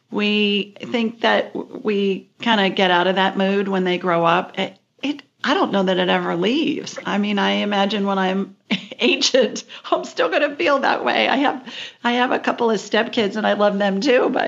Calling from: Minneapolis, Minnesota, United States; I'm calling in from Minneapolis tonight.

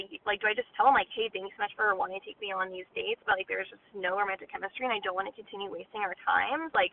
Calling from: Orange County, California, United States; I'm calling from Orange County, California.

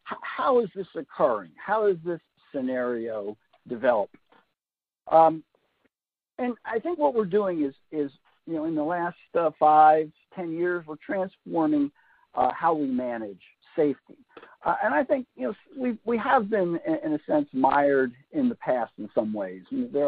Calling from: Raleigh, North Carolina, United States; Since I'm coming from Raleigh, North Carolina, where I live, it is indeed the afternoon.

